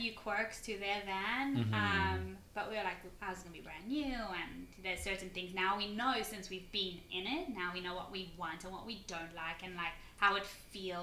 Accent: South Africa; now in Philadelphia, United States; I'm originally from South Africa

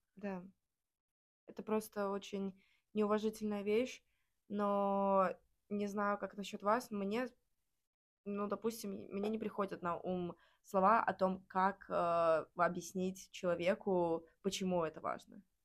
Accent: Riga, Latvia; я из Риги, Латвии

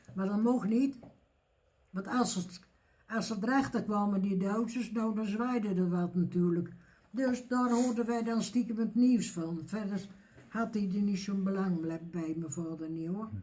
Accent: Elst, Gelderland, Netherlands; Geboren in Els

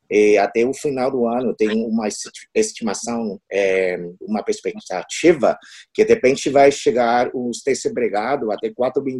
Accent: Taiwan; Portuguese is a second language; now in Spain; na verdade, eu sou diplomada de Taiwan, eu sou o primeiro secretário do escritório

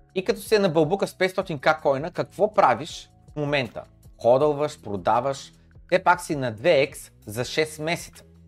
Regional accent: Bulgaria; Всички сме бедни българи, човек. Ние сме в България

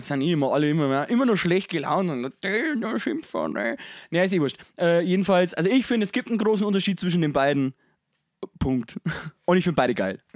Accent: Bavaria, Germany; ich bin selber Bayer

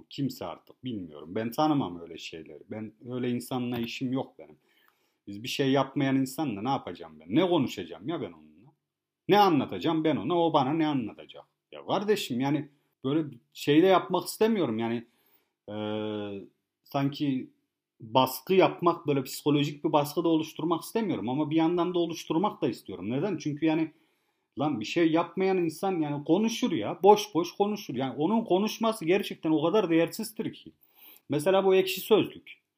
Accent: Kars, Kars Province, Turkey; now in Bodrum, Turkey; Kars'ta doğmuşuz anam biz yani ne yapak yani şimdi hani gidek orada tamam Bodrum'da köye yerleştik diye de hemen yani şey yapacak halimiz yok. Yani günün sonunda hani biz de Karslıyız.

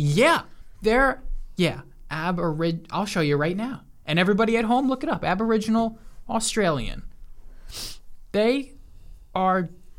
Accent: United States

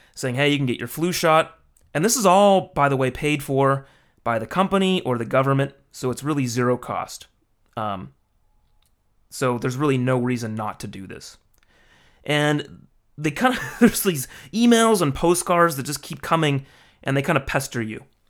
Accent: United States; moved away as an adult; now in Japan; I'm American

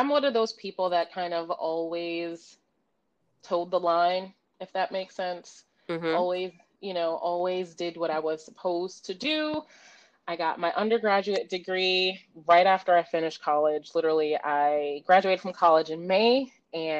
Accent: New York City, New York, United States; I am born and raised in the Bronx, New York. Proud New Yorker, proud girl from the Bronx.

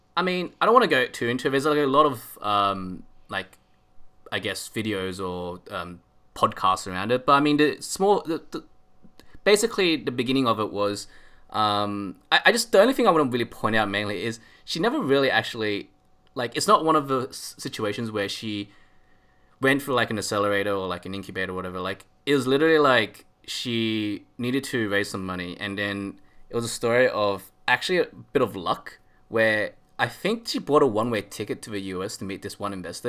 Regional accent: Australia; I'm Aussie.

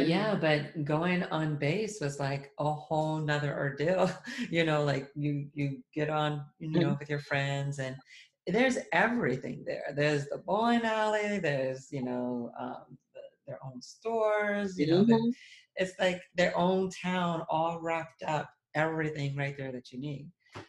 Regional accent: outside of Boston, Massachusetts, United States; when I was growing up outside of Boston, that our high school was right next to one of the Air Force bases.

